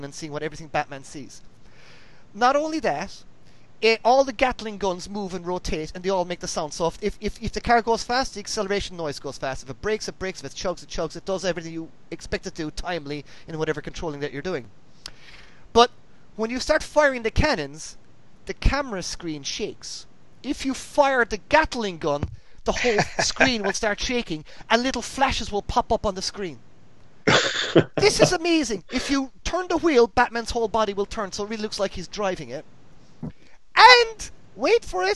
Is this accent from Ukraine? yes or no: no; Ireland; moved away; growing up in Ireland, you didn't have fireworks